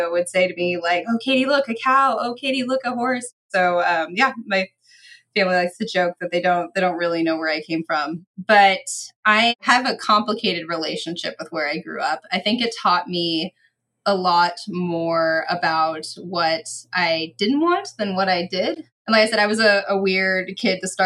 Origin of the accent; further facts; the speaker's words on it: Orange County, Southern California, United States; now in Beaumont, Kansas, United States; I am originally from Southern California. I'm from Orange County, the OC, but I grew up basically next to some of the very last orange trees in Orange County